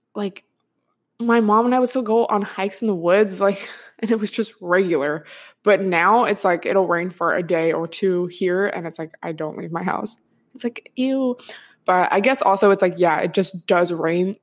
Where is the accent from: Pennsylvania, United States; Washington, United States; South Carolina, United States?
Washington, United States; moved away; I'm from Washington State, so I'm used to it raining a lot